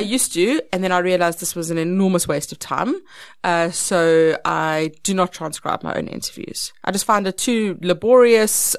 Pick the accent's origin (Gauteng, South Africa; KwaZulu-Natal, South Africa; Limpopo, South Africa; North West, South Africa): Limpopo, South Africa; Polokwane; I grew up in Polokwane, which was in Petersburg. I went to Capricorn High School.